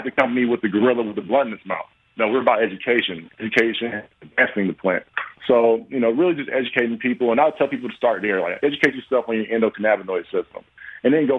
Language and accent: English; Atlanta, Georgia, United States; moved away as an adult; also born or lived in Detroit; I'm from Georgia, played my college ball there